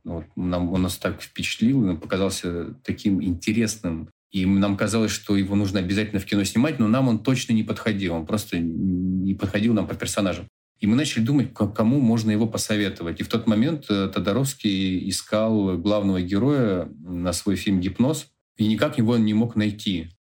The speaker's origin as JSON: {"language": "Russian", "town": "Khanty-Mansiysk", "region": "Khanty-Mansi Autonomous Okrug", "country": "Russia", "tie": "born or raised there", "said": "В Ханты-Мансийске, в моем родном городе"}